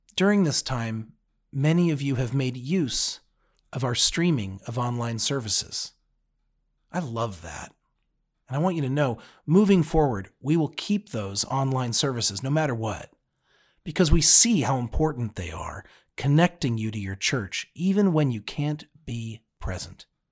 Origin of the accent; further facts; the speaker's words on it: United States; now in Cincinnati, United States; As an American